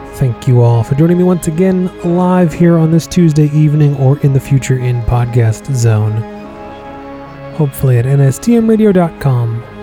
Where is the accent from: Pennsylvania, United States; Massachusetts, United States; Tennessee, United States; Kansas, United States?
Massachusetts, United States; my home state of Mass